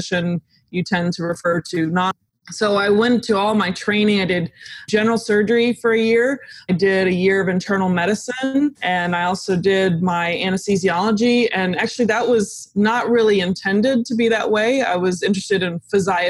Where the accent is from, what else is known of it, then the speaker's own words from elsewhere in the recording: Dallas, Texas, United States; also born or lived in Austin, Texas; I grew up in the Dallas area